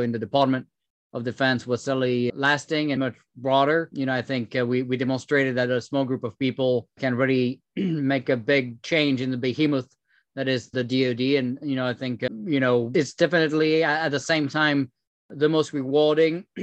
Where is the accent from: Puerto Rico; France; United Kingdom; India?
France; accent: French; English is a second language; moved away as an adult; now in United States; I came from France, as you can tell with my French accent, moved here about 12 years ago, became a citizen about 6 years ago